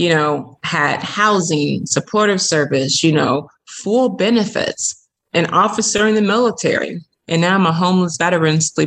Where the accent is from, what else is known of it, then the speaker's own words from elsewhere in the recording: Chicago, Illinois, United States; I was born and raised in Chicago